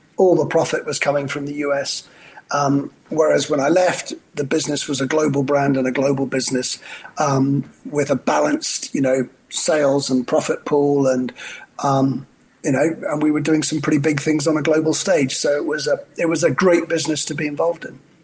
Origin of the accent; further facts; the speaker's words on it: Scotland, United Kingdom; also born or lived in Australia; now in New York, United States; a Scotsman working for a French company, running a Polish vodka, married to an Australian, and living in New York